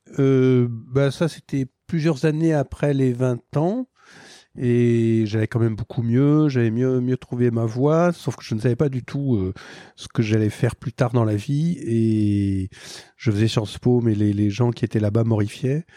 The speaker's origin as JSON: {"language": "French", "country": "France", "said": "moi, en tant que Français"}